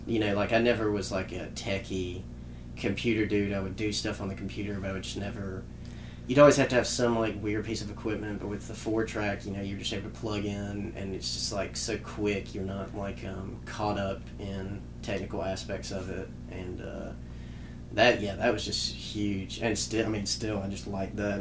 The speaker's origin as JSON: {"language": "English", "town": "Columbus", "region": "Mississippi", "country": "United States", "tie": "born or raised there", "said": "we us three were actually all born here, Mhm. um, and then me and Dean grew up here."}